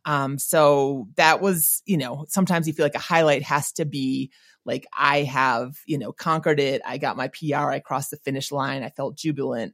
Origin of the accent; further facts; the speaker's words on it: Minnesota, United States; moved away; I grew up not in St. Paul, but in Minnesota.